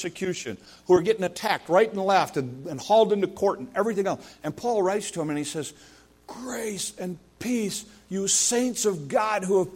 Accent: United States; as an American

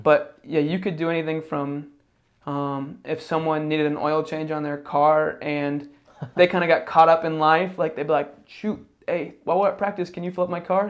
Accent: Indiana, United States; moved away; also born or lived in Ohio; I grew up in Indiana

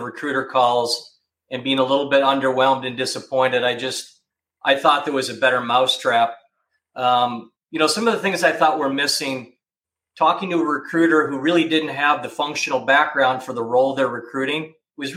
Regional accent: Minneapolis, Minnesota, United States; moved away as an adult; also born or lived in Hanover, New Hampshire / Cincinnati, Ohio; I grew up in Minneapolis

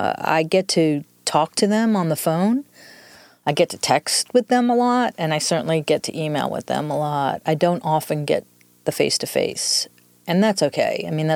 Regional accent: New York, United States; accent: New York; moved away; I'm originally from New York, so the accent is a combination of New York and 25 years in the South.

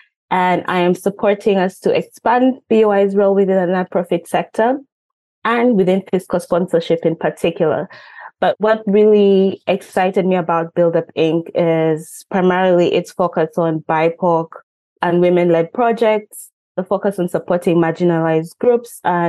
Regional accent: Uganda; moved away as an adult; I am from Uganda, and I went to law school in Uganda, where I got my undergraduate law degree.

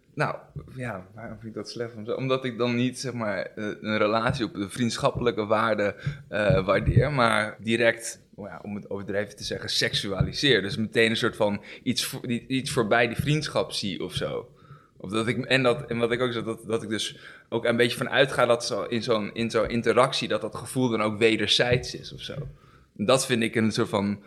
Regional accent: Amsterdam, North Holland, Netherlands; ik ben 32 jaar uit Amsterdam

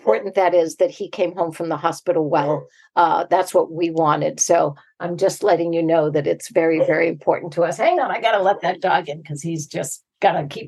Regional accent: Boston, Massachusetts, United States; we are from Boston, and we say that word more times in a sentence than anybody else can.

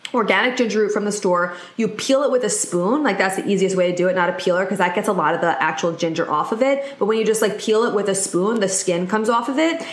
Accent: New York, United States; I'm specifically from New York

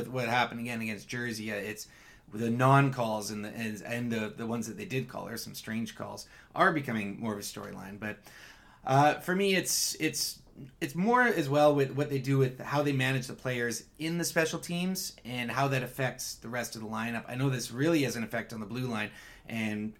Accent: Victoria, British Columbia, Canada; Victoria boy, my hometown

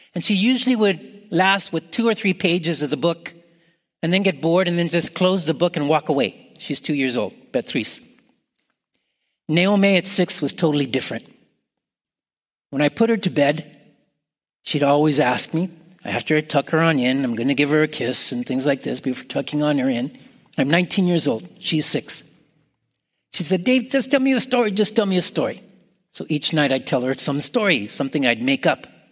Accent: Canada; now in United States; I'm Canadian

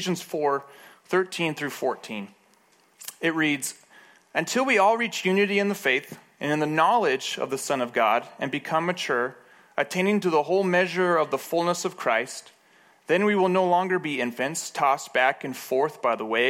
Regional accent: Moab, Utah, United States; I grew up in Moab

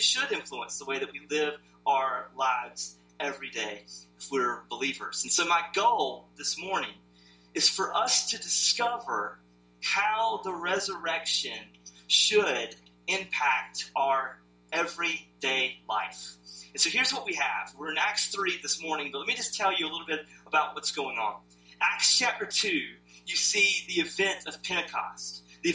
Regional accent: the South, United States; So I never, though, understood how much growing up in the South affected me until I lived somewhere else.

